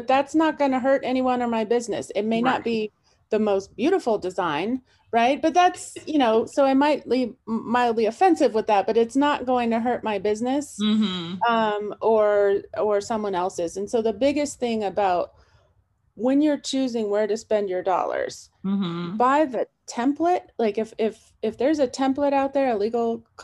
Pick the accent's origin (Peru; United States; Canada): United States; California; now in Montana, United States; I'm from California, where it's at will